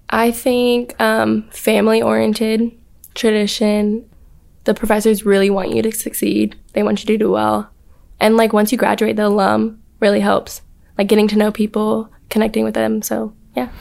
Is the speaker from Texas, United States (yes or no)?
yes; Spring, Texas, United States; moved away as an adult; I'm from Spring, Texas, which is out of Houston